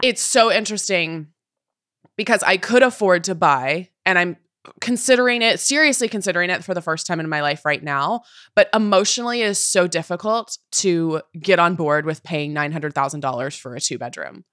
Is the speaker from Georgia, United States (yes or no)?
no; Puyallup, Washington, United States; moved away as an adult; now in New York, United States; the property I could afford was in my hometown, was in Puyallup, Washington